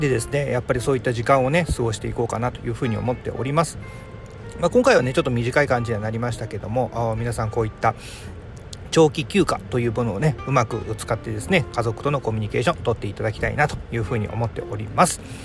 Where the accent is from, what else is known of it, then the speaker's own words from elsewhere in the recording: Hiroshima, Japan; moved away; 地元はずっとね、えー、広島で、えー、帰る実家も、おー、まあ、建て替えはしましたけども、場所的には